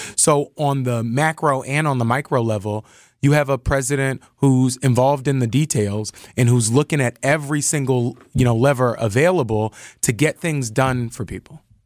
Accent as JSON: {"language": "English", "town": "Philadelphia", "region": "Pennsylvania", "country": "United States", "said": "I'm from Philly"}